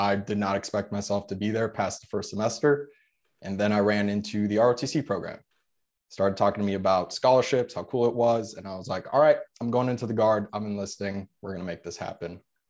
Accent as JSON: {"language": "English", "country": "United States", "tie": "born or raised there", "first_language": "Polish", "second_language": "English", "said": "I am first generation born in the US. Pretty much my entire family, mom and dad, from Poland."}